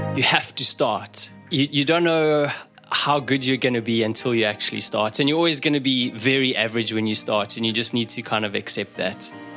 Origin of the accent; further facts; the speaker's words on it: South Africa; moved away; I grew up in South Africa